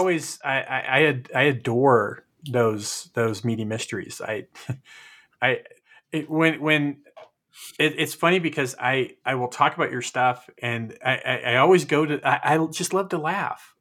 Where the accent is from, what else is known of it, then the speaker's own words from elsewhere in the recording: California, United States; We grew up together in California